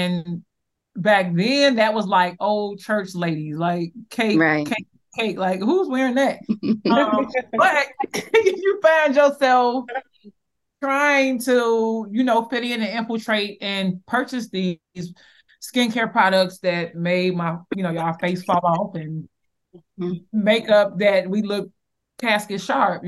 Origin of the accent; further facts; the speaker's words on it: Chicago, Illinois, United States; I'm from Chicago, Southside, of Chicago. And I grew up on the Magnificent Mile